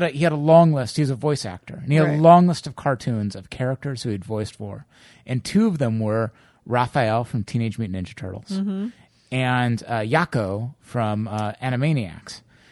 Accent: Bay Area, California, United States; moved away as an adult; now in Germany; originally I'm from where we're sitting now, which is the Bay Area. I grew up here, and then about 8 years ago, I moved to Germany for a job.

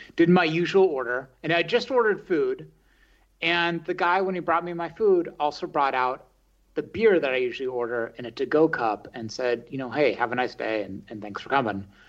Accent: the Bay Area, California, United States; moved away as an adult; also born or lived in San Francisco; now in Berlin, Germany; I grew up in the Bay Area

